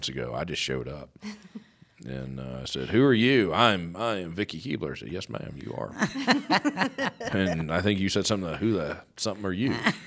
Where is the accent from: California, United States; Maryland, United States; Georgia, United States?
Georgia, United States; I'm from the state of Georgia. I'm from around here.